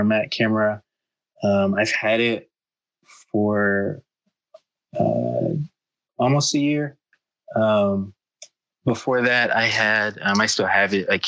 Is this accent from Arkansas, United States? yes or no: yes; Arkansas, United States; moved away as an adult; now in Bay Area, United States; I'm originally from Arkansas, which is in the southern part of the United States.